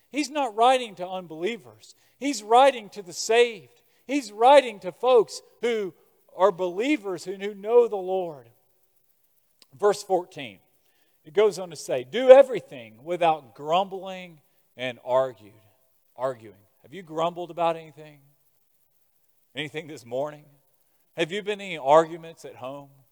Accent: Birmingham, Alabama, United States; I'm from Birmingham, Alabama.

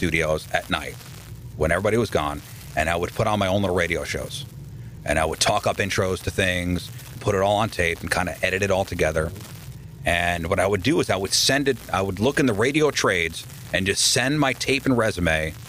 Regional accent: Queens, New York, United States; I was born in Queens, Flushing, Queens.

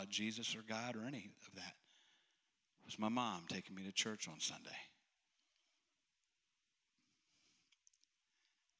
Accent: Western Maryland, United States; the moment I was born, I was placed immediately into an orphanage in Western Maryland.

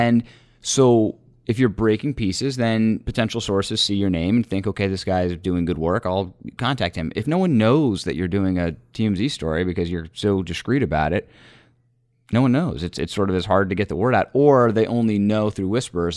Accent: Northern Virginia, United States; moved away as an adult; now in Washington, United States; I grew up in Northern Virginia

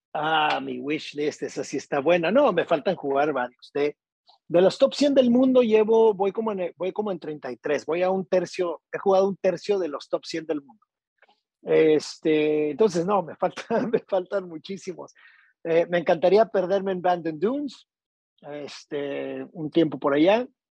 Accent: Tijuana, Baja California, Mexico; also born or lived in Monterrey, Mexico; now in Puerto Vallarta, Mexico; soy norteño, soy de la ciudad de Tijuana

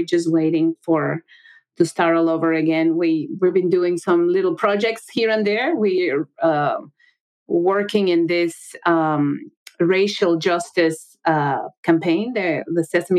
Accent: Mexico City, Mexico; moved away; I'm from Mexico. I grew up with baseball and other sports

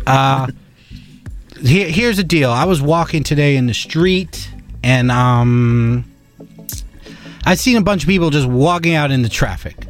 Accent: New York City, New York, United States; we're New Yorkers

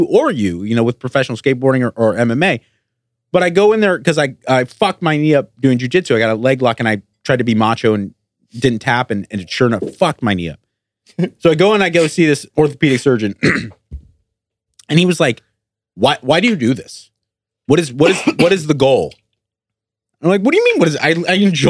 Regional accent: Pasadena, California, United States; I grew up in Pasadena. I'm 55 miles away.

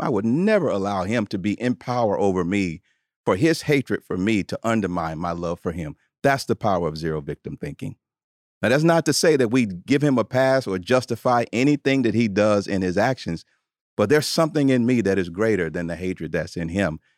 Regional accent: Tuscaloosa, Alabama, United States; I grew up in Tuscaloosa, Alabama, in the, in the South

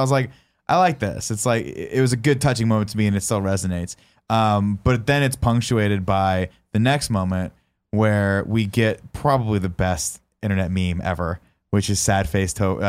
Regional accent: San Francisco, California, United States; San Francisco, California.

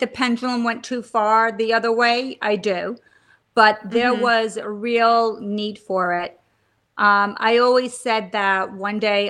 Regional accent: Stony Brook, New York, United States; now in New York City, United States; I grew up on Long Island in Stony Brook.

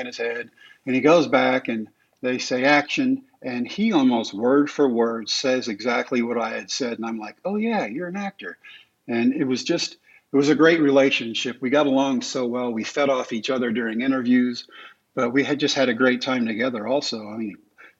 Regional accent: Texas, United States; the ballpark in Arlington, in my home state

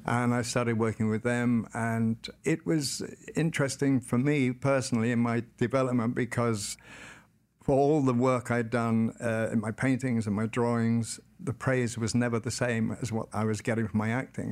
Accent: Carmel, Wales, United Kingdom; Born and raised in North Wales, United Kingdom, in a small village called Carmel

